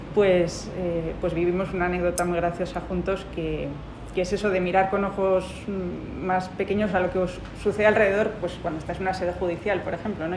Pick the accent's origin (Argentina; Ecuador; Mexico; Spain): Spain; Bilbao, Basque Country; moved away as an adult; now in Madrid, Spain; yo soy de Bilbao y ejercí ahí casi mis primeros 10 años